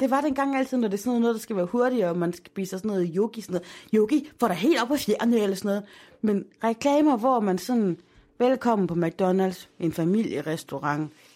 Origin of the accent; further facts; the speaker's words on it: Aarhus, Central Denmark Region, Denmark; Holme, hvor jeg er opvokset